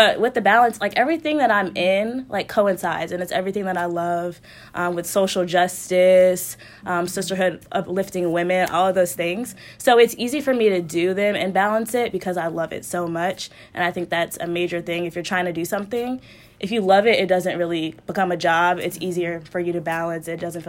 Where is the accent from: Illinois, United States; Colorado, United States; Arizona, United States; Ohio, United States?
Colorado, United States; I grew up in Colorado. I'm a military child, so Colorado, I was there for most of my life.